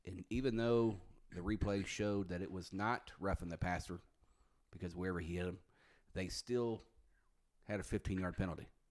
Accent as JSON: {"language": "English", "area": "right outside of Chicago", "region": "Illinois", "country": "United States", "tie": "born or raised there", "moved": "yes", "lives_now": "Dallas, United States", "said": "I grew up playing there in Chicago, right outside of Chicago"}